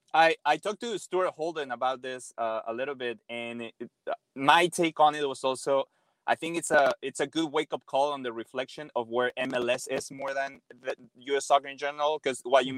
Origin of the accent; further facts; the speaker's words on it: Mexico; I'm obviously born and raised in Mexico